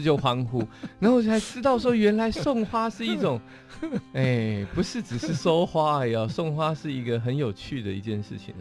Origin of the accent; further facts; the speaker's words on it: Taoyuan, Taiwan; 我在龙岗长大，然后所以在眷村，眷村旁，眷村的，眷村旁边